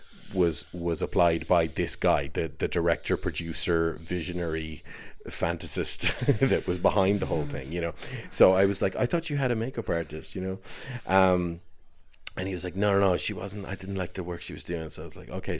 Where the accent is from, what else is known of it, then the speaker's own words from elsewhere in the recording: Ireland; accent: Irish; I can't really do my own Irish accent